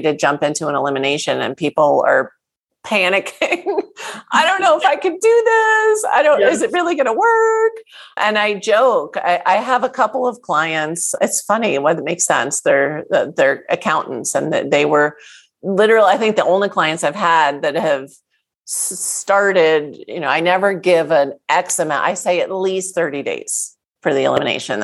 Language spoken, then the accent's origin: English; New Jersey, United States; I grew up in New Jersey. I'm a Jersey girl.